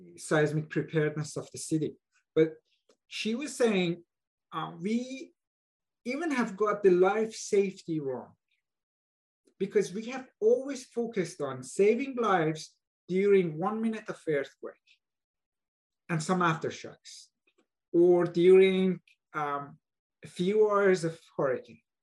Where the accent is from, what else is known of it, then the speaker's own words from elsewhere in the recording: Iran; moved away as an adult; also born or lived in Buffalo, United States; now in Bay Area, United States; I was born and raised in Iran uh, where there are major earthquakes